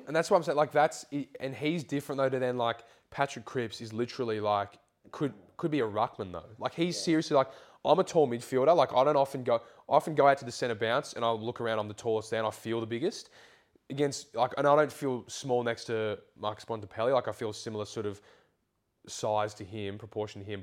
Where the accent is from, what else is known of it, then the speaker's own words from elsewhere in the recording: Canberra, Australian Capital Territory, Australia; moved away; It's nice to be home. Like it's, it's nice that sort of being a part of the academy, or even just like growing up in Canberra